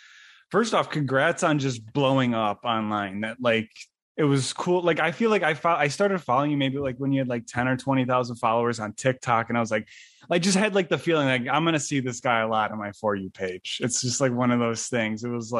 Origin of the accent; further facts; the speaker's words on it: Buffalo, New York, United States; also born or lived in Niagara Falls, New York; now in Miami, United States; I also grew up like in Buffalo and Niagara Falls, New York. So there wasn't really a heavy Italian population. So not a ton of people even spoke Italian. So unfortunately, I'm learning now